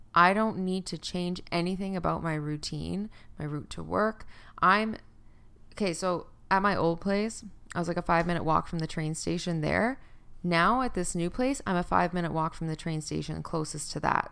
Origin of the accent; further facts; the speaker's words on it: Canada; also born or lived in Fort McMurray, Alberta; I used to live in Fort Mac in Alberta 'cause I'm Canadian